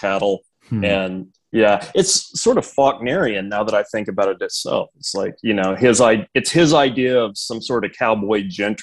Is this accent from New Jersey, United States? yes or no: no; Seminole County, Oklahoma, United States; moved away; I'm originally from Oklahoma, from a little county, Seminole County. Grew up on a cattle ranch there